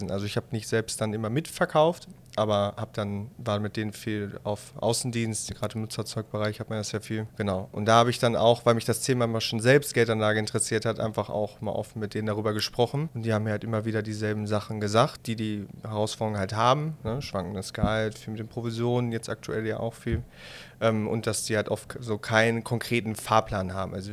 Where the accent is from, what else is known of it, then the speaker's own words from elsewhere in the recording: North Rhine-Westphalia, Germany; born there; 27 Jahre geboren im Ruhrgebiet